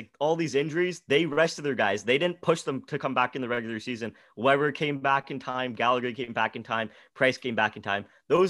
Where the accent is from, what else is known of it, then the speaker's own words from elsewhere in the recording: Ottawa, Ontario, Canada; Well, I'm from Ottawa, right?